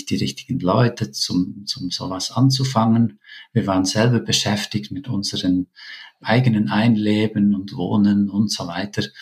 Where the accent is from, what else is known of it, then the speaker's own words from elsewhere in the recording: Switzerland; now in Peru; wir haben einfach andere Vorstellungen als Schweizer, äh, was wir genau möchten mit unseren Kindern.